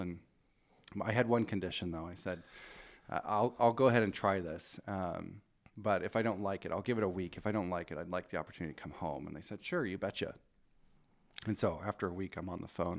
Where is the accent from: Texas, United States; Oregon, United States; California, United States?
Oregon, United States; Rogue Valley; moved away as an adult; also born or lived in Portland, Oregon; now in Spokane, United States; I grew up in the Rogue Valley. I spent my twenties in Portland.